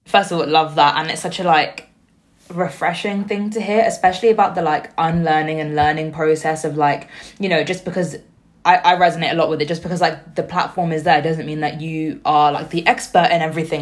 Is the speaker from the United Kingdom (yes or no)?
yes; Slough, South East England, United Kingdom; also born or lived in Liverpool; I grew up in Slough, which is very heavily South Asian.